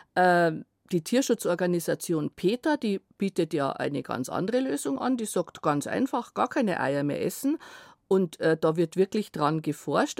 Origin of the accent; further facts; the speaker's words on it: Germany; Bei uns in Deutschland